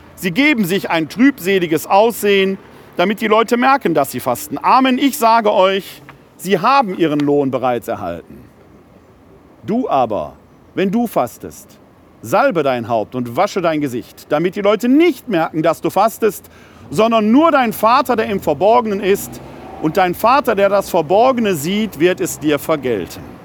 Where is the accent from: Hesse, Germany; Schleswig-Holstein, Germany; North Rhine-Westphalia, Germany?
North Rhine-Westphalia, Germany; Ruhr area; ich bin ein Kind des Ruhrgebietes